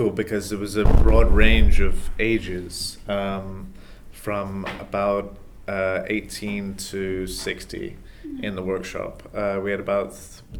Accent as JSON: {"language": "English", "region": "England", "country": "United Kingdom", "tie": "born or raised there", "also_born_or_lived": "United States", "moved": "yes", "lives_now": "Boston, United States", "said": "I'm American. I was raised in England, but I'm American"}